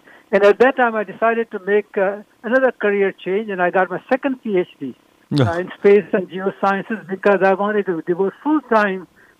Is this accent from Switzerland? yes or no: no; Vadodara, Gujarat, India; now in United States; I was born in Baroda, in Gujarat. So I'm Gujarati by birth, but my family moved to Gujarat after the country was divided.